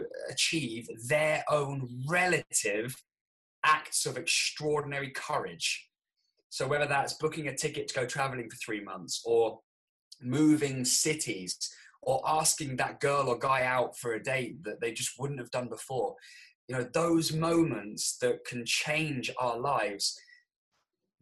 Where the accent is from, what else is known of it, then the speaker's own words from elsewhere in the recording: Andover, South East England, United Kingdom; also born or lived in New Zealand; I'm actually living in the town that I grew up in, and I call this place home. It's Andover in Hampshire